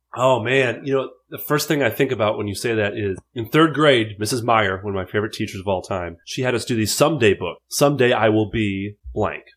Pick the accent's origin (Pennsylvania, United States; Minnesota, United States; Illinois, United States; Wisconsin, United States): Minnesota, United States; Fridley; I'm from Minneapolis, uh, technically Fridley, Minnesota, five five four three two